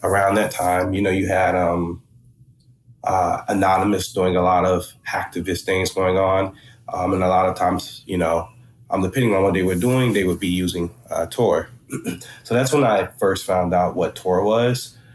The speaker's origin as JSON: {"language": "English", "region": "Florida", "country": "United States", "tie": "born or raised there", "also_born_or_lived": "Georgia", "moved": "as an adult", "lives_now": "Atlanta, United States", "said": "I'm originally from Florida, and um, I was doing high school in Georgia, then moved back to Florida, finished high school there"}